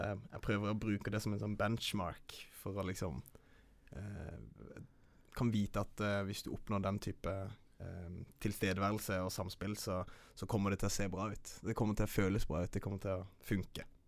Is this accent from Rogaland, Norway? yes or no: no; Kristiansand, Agder, Norway; moved away; also born or lived in Oslo; jeg er herifra. Jeg er fra Kristiansand